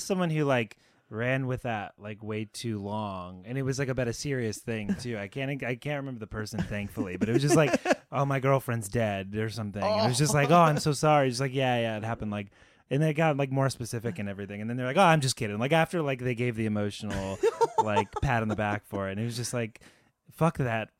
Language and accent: English; Stratford, Connecticut, United States; Stratford, Connecticut.